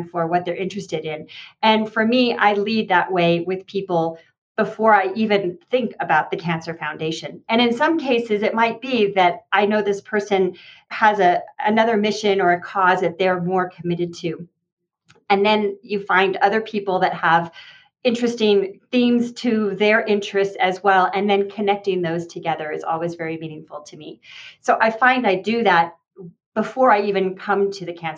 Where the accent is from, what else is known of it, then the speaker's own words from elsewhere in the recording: Santa Fe, New Mexico, United States; I'm from Santa Fe, New Mexico. My family's been here for generations.